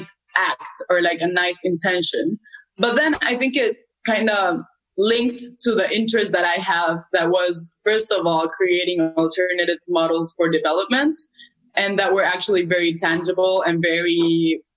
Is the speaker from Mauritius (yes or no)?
no; Bolivia; now in Peru; originally I'm from Bolivia, but now I'm living in Peru.